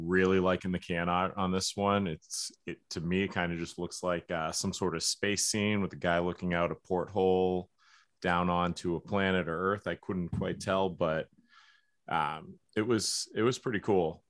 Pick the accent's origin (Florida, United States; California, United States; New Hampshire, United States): New Hampshire, United States; we're from New Hampshire